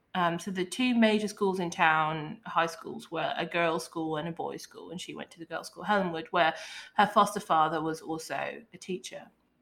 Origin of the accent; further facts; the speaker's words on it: Hastings, South East England, United Kingdom; now in United States; So this actually took place in my hometown of Hastings, England, East Sussex. If you're just listening and you were wondering what was up with my voice and why I sound like an extra from Oliver Twist, I'm British.